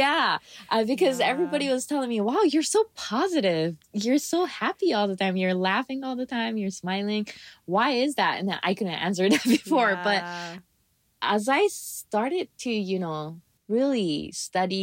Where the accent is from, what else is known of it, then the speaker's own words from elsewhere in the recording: Japan; now in Hawaii, United States; I grew up in Japan, kind of.